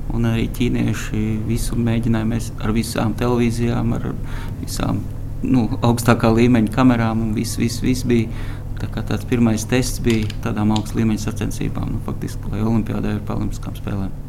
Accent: Valmiera, Valmiera Municipality, Latvia; esmu no Valmieras.

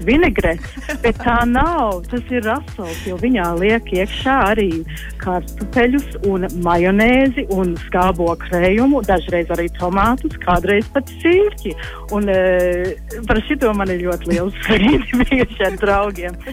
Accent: Australia; latvieši uzaugot Austrālijā

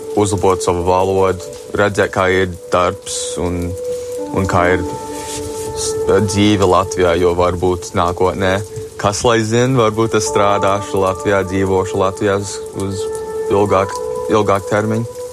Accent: United States; mēs piedzimām un dzīvojam Amerikā

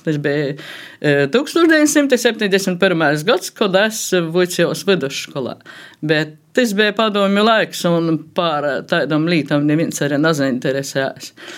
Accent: Latgale, Latvia; first language Latgalian; latgalā mēs esam tomēr dikti sajaukti cilvēki

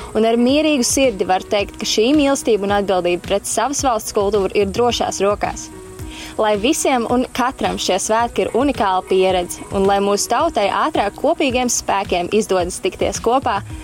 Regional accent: Latvia; piedzimām un augām Latvijā

